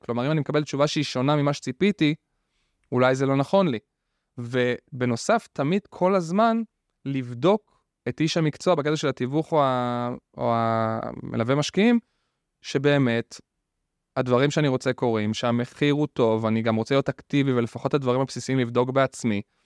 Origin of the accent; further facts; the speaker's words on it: Rishon LeZion, Central District, Israel; אני במקור מראשון, ממערב ראשון